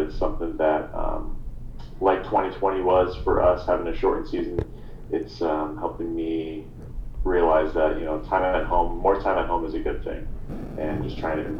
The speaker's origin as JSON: {"language": "English", "town": "San Diego", "region": "California", "country": "United States", "tie": "born or raised there", "said": "I was born and raised in San Diego, California. Just recently moved back so that the grandbabies can be with their grandparents."}